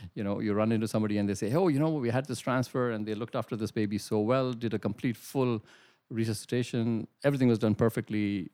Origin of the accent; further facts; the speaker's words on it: India; moved away as an adult; also born or lived in Middle East / United Kingdom; now in Brantford, Canada; I'm originally from India, did my medical school training in India